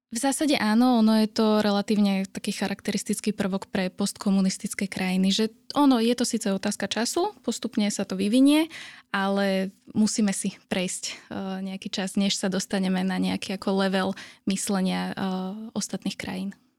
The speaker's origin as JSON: {"language": "Slovak", "country": "Slovakia", "said": "sme ako Slováci"}